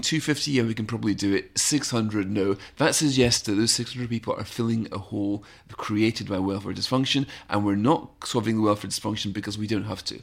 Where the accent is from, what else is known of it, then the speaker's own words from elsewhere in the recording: United Kingdom; one of the reasons I love being British